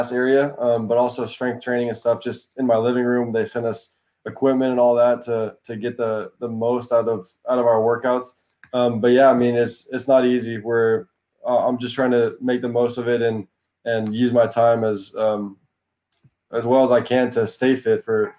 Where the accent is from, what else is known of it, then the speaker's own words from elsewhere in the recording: Texas, United States; I would say it was pretty normal childhood for me. I played all the sports, of course, but soccer was always my best and my favorite. And I mean, it was different because the other sports are a lot bigger down there.